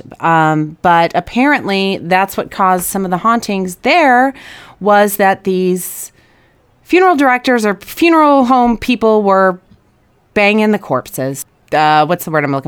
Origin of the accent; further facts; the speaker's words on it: Chicago, Illinois, United States; I grew up in Chicagoland